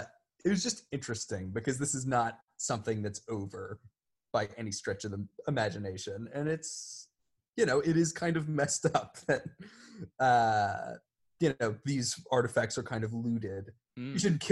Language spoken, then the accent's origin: English; Canada; I am Canadian and I'm angry that you didn't get through all the snacks.